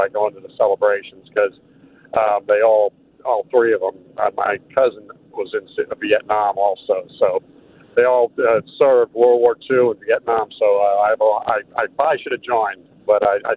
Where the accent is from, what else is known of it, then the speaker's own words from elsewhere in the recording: New Jersey, United States; also born or lived in Grand Rapids, Michigan; now in Natchitoches, United States; I'm from New Jersey originally.